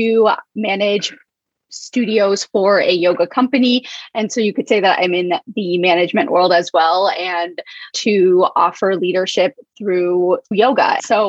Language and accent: English; Arkansas, United States; also born or lived in Alabama / Delaware; I was born in the South. I was born in Alabama. I lived there till I was 5. And then my parents moved to Arkansas. That's where I lived until I was 12. After that, I moved to Delaware.